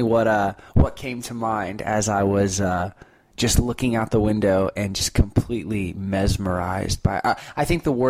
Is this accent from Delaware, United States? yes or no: no; Destin, Florida, United States; I'm from Destin, Florida